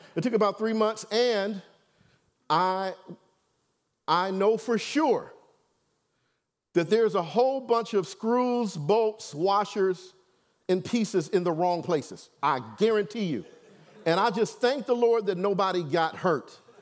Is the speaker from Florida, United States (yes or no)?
no; Detroit, Michigan, United States; I'm from Detroit, y'all, so I know my background and my history, where I come from.